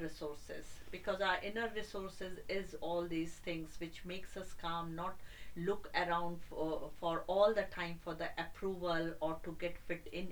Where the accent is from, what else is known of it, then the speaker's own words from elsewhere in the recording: India; moved away; I have grown up in India